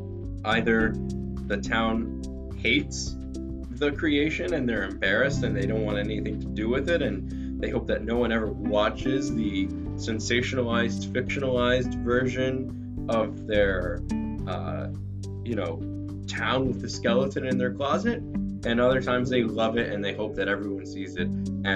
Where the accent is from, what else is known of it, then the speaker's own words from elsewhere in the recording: New Jersey, United States; my home state of New Jersey